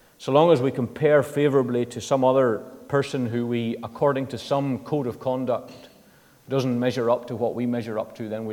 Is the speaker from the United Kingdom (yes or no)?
yes; Northern Ireland, United Kingdom; I come from the Protestant side of the community in Northern Ireland. That's just what I've grown up in.